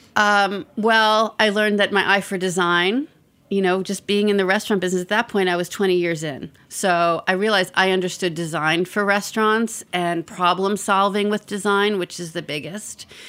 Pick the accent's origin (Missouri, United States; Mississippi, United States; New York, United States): New York, United States; New York City; I grew up in the Bronx